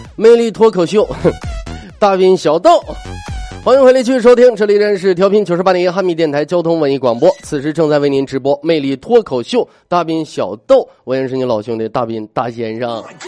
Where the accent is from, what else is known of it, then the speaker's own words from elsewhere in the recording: Northeast China, China; moved away as an adult; now in Xinjiang, China; 作为一个东北人，在新疆其，目前为止到现在已经生活六年了